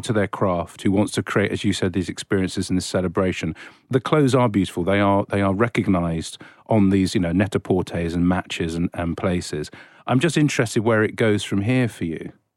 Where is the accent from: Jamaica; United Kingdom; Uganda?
United Kingdom; England; I'm just an English person